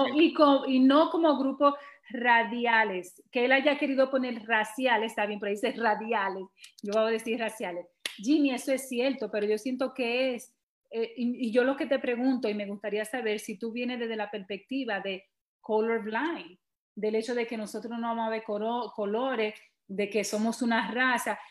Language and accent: Spanish; Dominican Republic; now in New York, United States